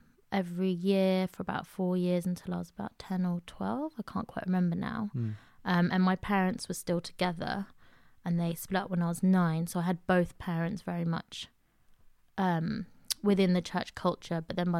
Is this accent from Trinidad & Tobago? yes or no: no; Queen's Park, London, United Kingdom; I grew up in Queen's Park, which is quite far away from church-related community.